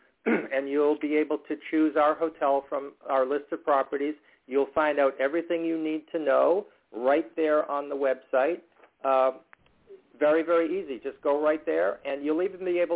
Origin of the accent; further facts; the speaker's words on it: New England, United States; I'm from New England.